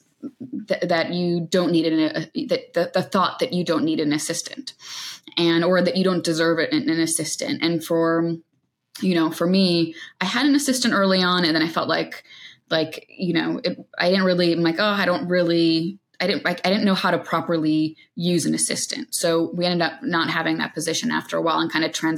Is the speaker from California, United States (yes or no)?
no; New York, United States; as a New Yorker